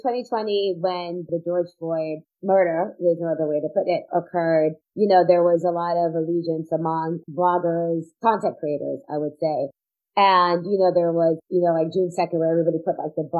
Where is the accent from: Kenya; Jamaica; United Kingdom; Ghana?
Jamaica; there's a joke about being Jamaican there, you know, you have like 9 jobs.